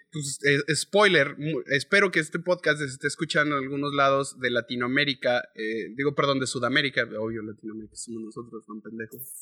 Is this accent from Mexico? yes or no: yes; León, Guanajuato, Mexico; yo soy de la ciudad de León, Guanajuato, en donde tenemos un acento eh, relativamente parecido al de los chilangos.